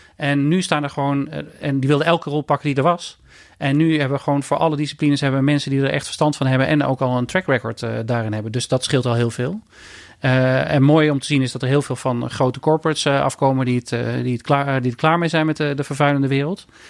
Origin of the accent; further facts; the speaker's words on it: Eindhoven, North Brabant, Netherlands; ik ben opgegroeid in Eindhoven